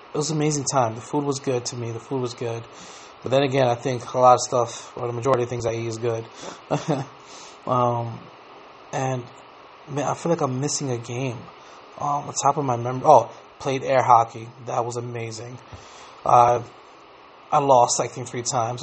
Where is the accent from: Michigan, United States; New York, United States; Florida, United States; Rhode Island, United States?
New York, United States; when I was growing up in New York, when we played outside a lot